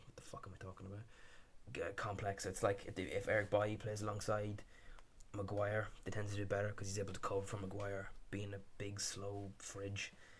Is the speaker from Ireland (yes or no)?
yes; Ireland; We're Irish